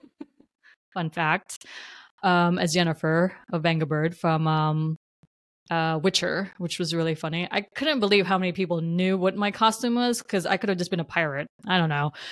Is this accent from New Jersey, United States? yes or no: yes; New Jersey, United States; moved away as an adult; now in West Coast, United States; I will always claim Jersey is my home state. I'm so proud to be from New Jersey. It's made me who I am.